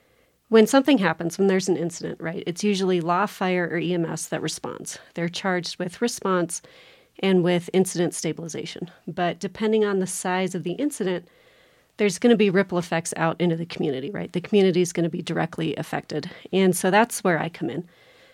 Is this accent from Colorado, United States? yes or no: yes; Telluride, Colorado, United States; My dad was on the fire department. He was on the Placerville Volunteer Fire Department. And so growing up, you know, being part of that firehouse community was a big part of my growing up.